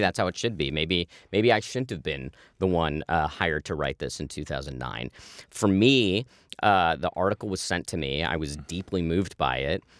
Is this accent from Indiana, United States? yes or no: no; Manhattan Beach, California, United States; I grew up in Manhattan Beach, which, uh, you know, when I grew up in the eighties, was this middle class, lower middle class beach town